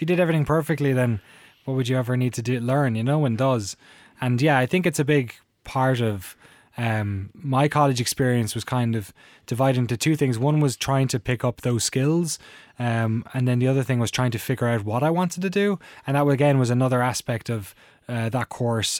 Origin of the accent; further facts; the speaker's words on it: Waterford, Munster, Ireland; moved away as an adult; now in Oakland, United States; I really loved growing up in Waterford